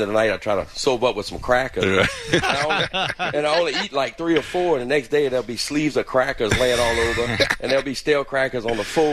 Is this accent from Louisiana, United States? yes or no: yes; Labadieville, Louisiana, United States; I'm from Labadieville, Louisiana.